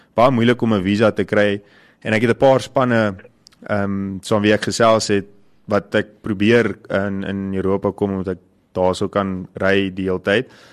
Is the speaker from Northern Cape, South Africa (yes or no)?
no; Middelburg, Mpumalanga, South Africa; now in Pretoria, South Africa; ek is eintlik van Middelburg af, maar ek ja. is op die oomblik nou in Pretoria.